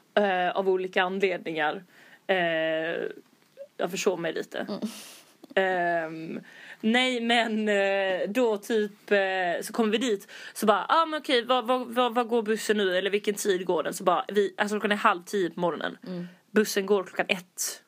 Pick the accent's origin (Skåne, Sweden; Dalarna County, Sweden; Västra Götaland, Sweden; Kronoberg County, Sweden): Skåne, Sweden; vi är från Skåne